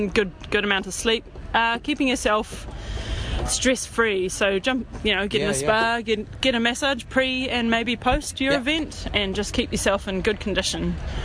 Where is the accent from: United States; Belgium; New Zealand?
New Zealand; Auckland; I am from Auckland, West Auckland, and we are just massaging down here at the Masters track and field.